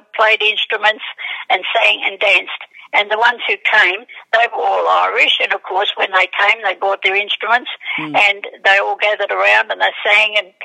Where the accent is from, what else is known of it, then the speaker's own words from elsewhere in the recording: Melbourne, Victoria, Australia; I was born here in Australia. I grew up in Hawthorne, just outside Melbourne